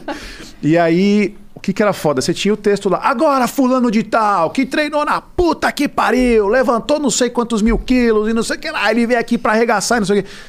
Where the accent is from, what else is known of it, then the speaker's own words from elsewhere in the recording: São Paulo, Brazil; eu sou paulista